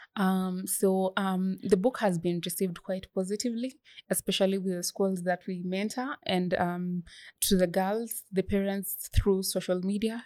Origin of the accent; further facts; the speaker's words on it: Bomet County, Kenya; I come from Bomet County